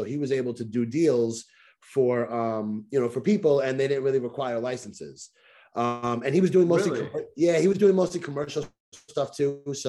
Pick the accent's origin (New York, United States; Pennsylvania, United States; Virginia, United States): New York, United States; New York City; I am actually born and raised in the Bronx.